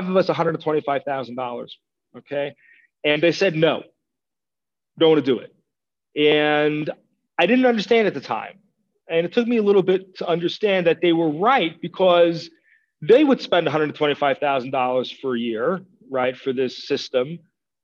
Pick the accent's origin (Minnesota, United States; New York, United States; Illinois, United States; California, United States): New York, United States; moved away as an adult; now in Israel; I grew up in New York in the American educational system